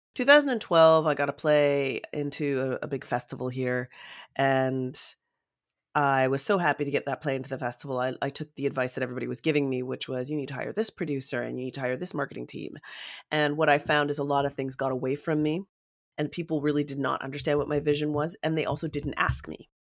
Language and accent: English; London, Ontario, Canada; London, Ontario, which is my hometown.